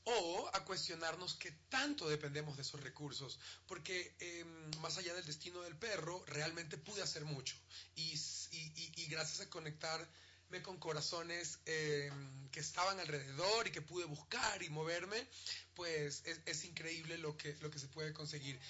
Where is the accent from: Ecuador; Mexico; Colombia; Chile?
Ecuador; Como ecuatorianos